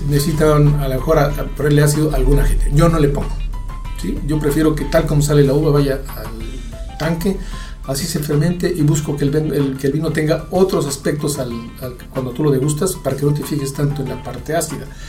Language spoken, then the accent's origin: Spanish; Mexico; yo soy mexicano